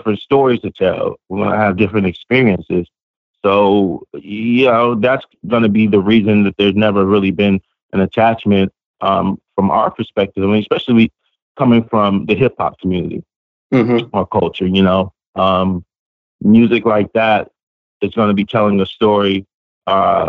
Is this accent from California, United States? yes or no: yes; Los Angeles, California, United States; I grew up in Los Angeles.